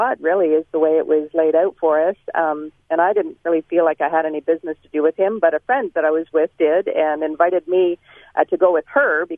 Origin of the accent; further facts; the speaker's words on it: Toronto, Ontario, Canada; I was born and raised in Toronto, Ontario